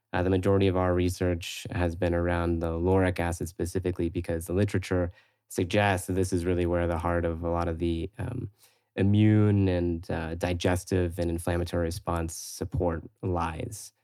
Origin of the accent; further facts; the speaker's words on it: Florida, United States; moved away as an adult; also born or lived in San Francisco; I'm originally from Florida